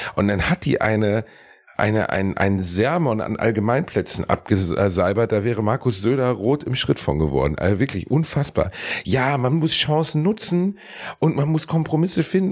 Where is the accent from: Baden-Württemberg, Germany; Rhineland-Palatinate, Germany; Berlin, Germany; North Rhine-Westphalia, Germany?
North Rhine-Westphalia, Germany; Gelsenkirchen; moved away; also born or lived in Cologne; mein Heimatort Gelsenkirchen-Rotthausen